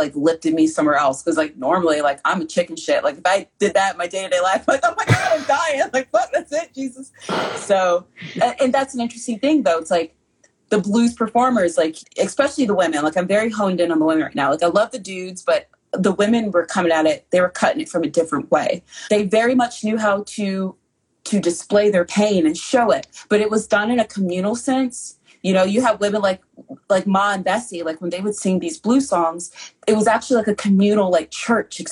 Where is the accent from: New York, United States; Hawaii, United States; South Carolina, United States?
South Carolina, United States; growing up in the South and South Carolina